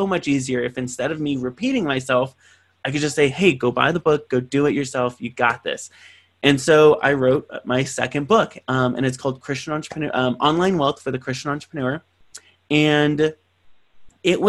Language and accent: English; San Bernardino, California, United States; from San Bernardino, California, this poverty-stricken city that didn't believe he was going to do anything other than work at a McDonald's